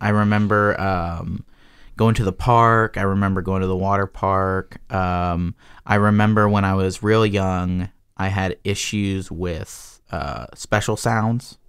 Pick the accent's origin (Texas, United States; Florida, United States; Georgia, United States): Georgia, United States; I was born in Georgia